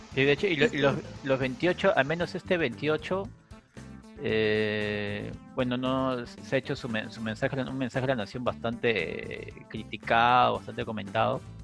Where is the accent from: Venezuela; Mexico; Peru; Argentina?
Peru; no me siento tan peruano